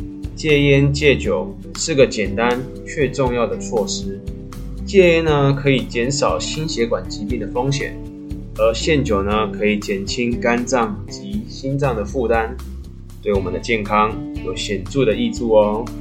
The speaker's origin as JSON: {"language": "Chinese", "country": "Taiwan", "said": "我们台湾人又爱吃美食"}